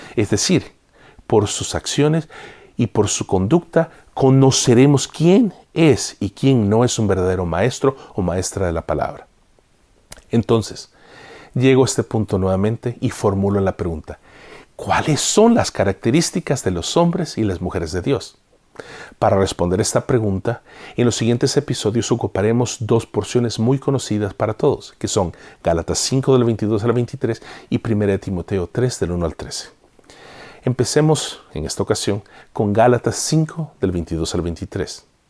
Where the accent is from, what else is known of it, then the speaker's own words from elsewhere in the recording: El Salvador; en mi país natal, El Salvador